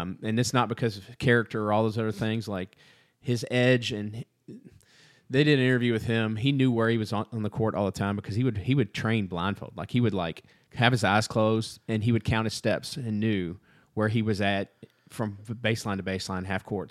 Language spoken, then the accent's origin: English; Southern Indiana, United States; also born or lived in Texas; I'm from Southern Indiana